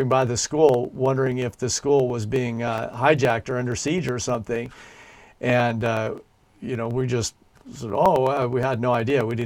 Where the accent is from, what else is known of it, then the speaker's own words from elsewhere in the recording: United States; now in Christchurch, New Zealand; my fellow Americans back in the USA